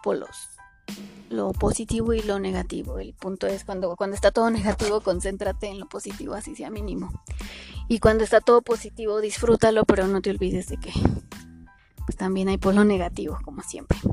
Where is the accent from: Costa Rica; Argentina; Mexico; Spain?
Mexico; si somos mexicanos